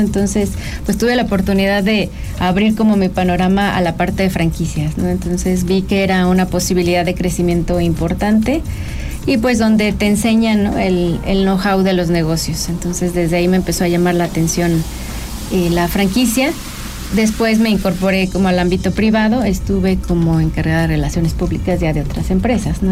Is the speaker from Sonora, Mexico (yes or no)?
no; San Luis Potosí, Mexico; San Luis Potosí, que es donde, de donde yo soy originaria